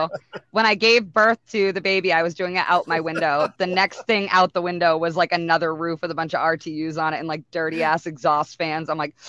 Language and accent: English; Millinocket, Maine, United States; now in Naples, Maine, United States; And my hometown is Millinocket, which is literally has like 600 people in it.